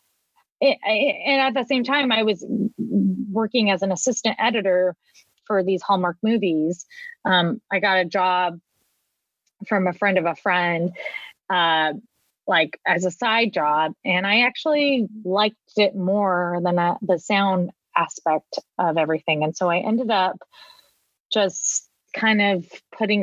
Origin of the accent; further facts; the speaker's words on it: Orange County, Southern California, United States; I was born and raised in Southern California. I grew up in Orange County